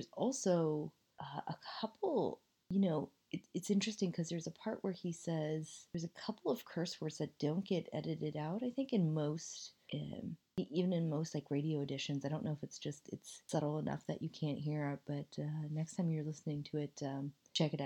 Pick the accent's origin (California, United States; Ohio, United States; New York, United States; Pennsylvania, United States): Ohio, United States; Dayton; that is my hometown.